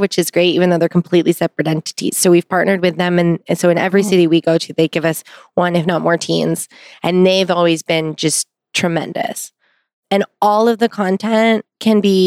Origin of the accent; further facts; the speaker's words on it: Pasadena, California, United States; I grew up in Pasadena, right outside